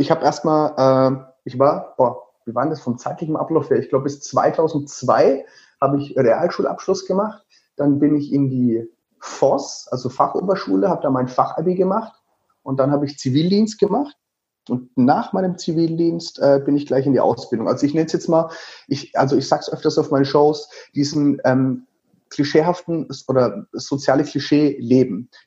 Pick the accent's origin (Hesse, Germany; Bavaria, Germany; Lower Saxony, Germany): Bavaria, Germany; Würzburg; Ich bin tatsächlich, man hört es an meinem Akzent, also ich sage immer, es ist kein Akzent, es ist ein Special-Effekt. Ich komme aus dem wunderschönen Würzburg, also Würzburg, das liegt in Unterfranken.